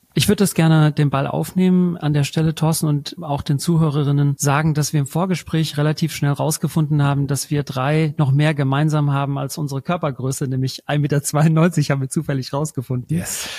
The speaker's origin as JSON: {"language": "German", "country": "Germany", "said": "wo kommst du her? Und dann sage ich Deutschland"}